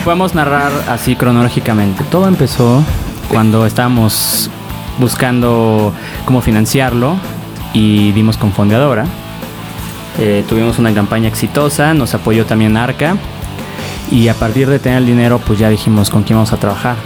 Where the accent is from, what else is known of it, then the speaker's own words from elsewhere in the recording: Mexico City, Mexico; also born or lived in Del Valle, Mexico City / Narvarte, Mexico City / Condesa, Mexico City; Yo soy del sur, Coyoacán. Pero hace años no vivo